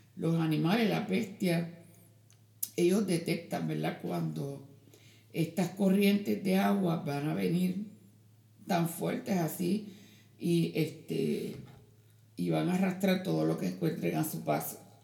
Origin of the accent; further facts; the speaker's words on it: Puerto Rico; moved away; en mi pueblo, allá en Puerto Rico